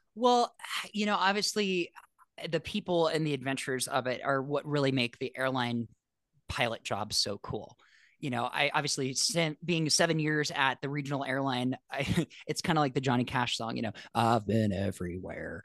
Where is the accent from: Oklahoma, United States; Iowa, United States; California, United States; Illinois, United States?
California, United States; Los Angeles; I grew up in Los Angeles